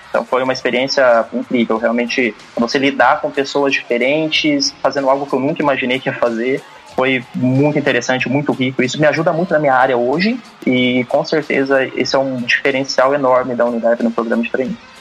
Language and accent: Portuguese; Jacareí, São Paulo, Brazil; moved away as an adult; also born or lived in Campo Grande; now in São Paulo, Brazil; eu sou natural de Jacareí, interior de São Paulo. Atualmente vivo na capital